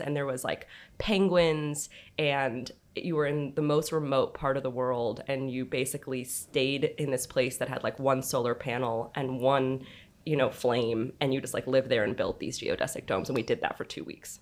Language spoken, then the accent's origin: English; Los Angeles, California, United States; I grew up in Los Angeles, California, up on Beverly Glen in Mulholland